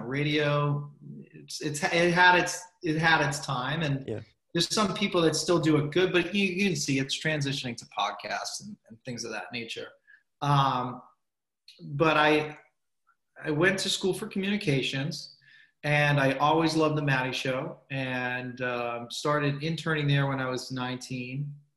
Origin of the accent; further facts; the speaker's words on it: Medford, Massachusetts, United States; I'm from Medford